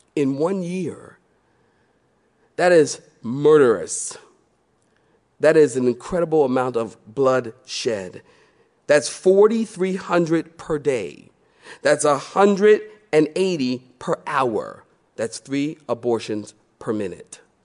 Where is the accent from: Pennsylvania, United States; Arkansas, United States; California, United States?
Pennsylvania, United States; Philadelphia; now in Research Triangle, North Carolina, United States; I'm from Philly